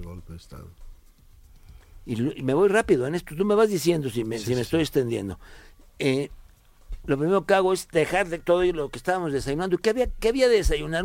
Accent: Veracruz, Mexico; also born or lived in Tierra Blanca, Veracruz; en Tierra Blanca, Veracruz, donde yo nací

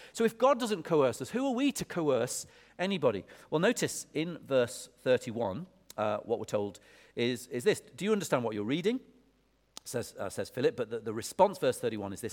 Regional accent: Lancaster, North West England, United Kingdom; now in Oxford, United Kingdom; when I was a kid, I grew up, I grew up in Lancaster

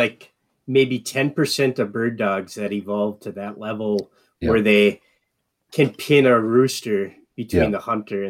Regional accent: Michigan, United States; now in Minnesota, United States; I grew up in Michigan and live in Minnesota.

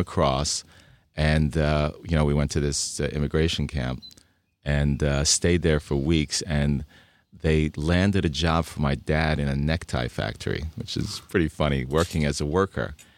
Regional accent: Budapest, Hungary; now in United States; I was born in Budapest, Hungary

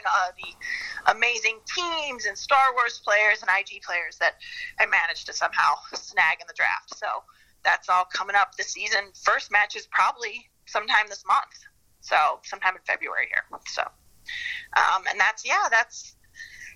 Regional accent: Midwest, United States; now in Chicago, United States; growing up in the Midwest

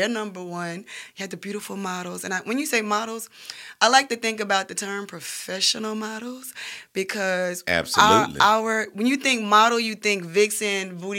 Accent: the South, United States; We're models from the South. You can find beautiful models in Birmingham, Alabama.

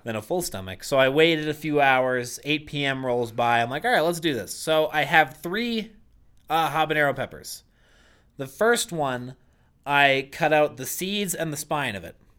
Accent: Boston, Massachusetts, United States; I grew up in Boston, Massachusetts

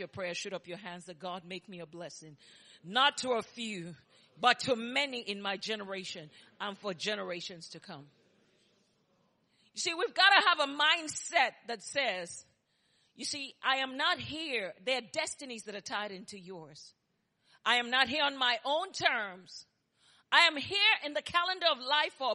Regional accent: Nigeria; moved away as an adult; also born or lived in New York; now in Texas, United States; if you hear my accent and his accent, you know we were both born in Nigeria. I'm 100% made in Nigeria, and I'm proud to be a Nigerian.

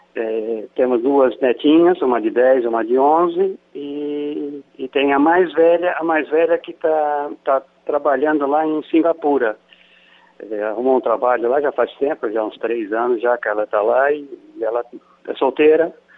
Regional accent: São Paulo, Brazil; moved away as an adult; also born or lived in Rio de Janeiro / Qatar; de São Paulo, que é a minha terra

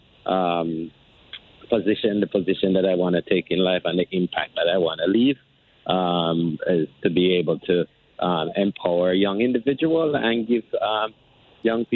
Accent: Jamaica; moved away as an adult; now in United States; I'm originally from Jamaica. I've been living in the U.S. for about 21 years

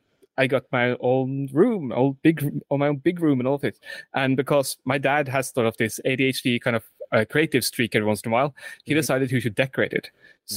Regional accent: Oslo, Norway; the first room I had growing up that I clearly remember because we lived in Oslo, literally across the hill from where I'm currently living with my nan. Which is funny enough, but when my youngest brother was born, we moved from Oslo and half an hour south.

